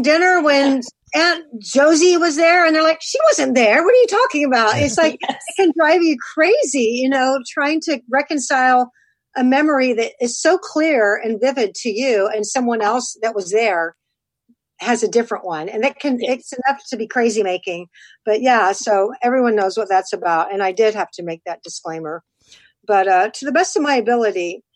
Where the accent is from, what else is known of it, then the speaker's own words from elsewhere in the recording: Texas, United States; I'm from Texas